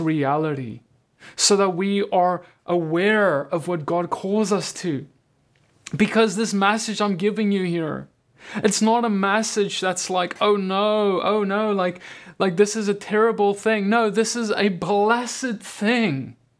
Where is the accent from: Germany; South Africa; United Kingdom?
South Africa; now in United States; I'm from South Africa.